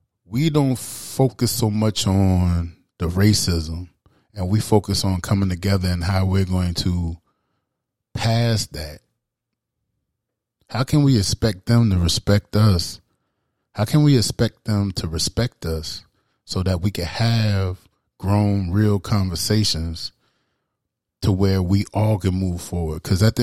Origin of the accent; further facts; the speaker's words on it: Charleston, South Carolina, United States; That shit, I grew up in Charleston, South Carolina.